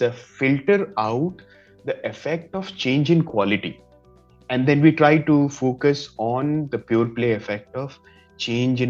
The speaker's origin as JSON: {"language": "English", "area": "Madhubani region", "region": "Bihar", "country": "India", "said": "I come from Madhubani region of India."}